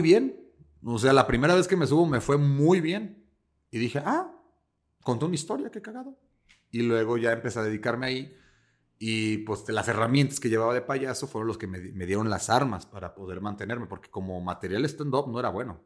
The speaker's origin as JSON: {"language": "Spanish", "country": "Mexico", "said": "yo soy italiano-mexicano"}